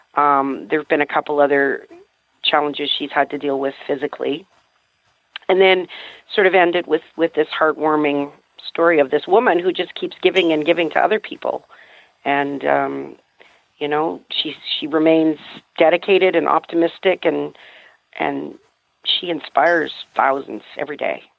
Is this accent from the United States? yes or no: no; Canada; also born or lived in New Brunswick; I'm a Canadian, actually, so I live in New Brunswick in the Appalachians up here.